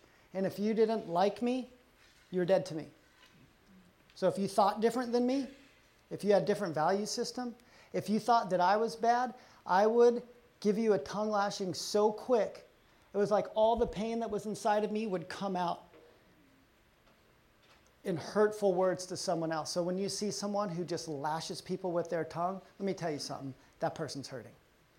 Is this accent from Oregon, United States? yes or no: no; Texas, United States; also born or lived in Colorado; I grew up in Texas and Colorado.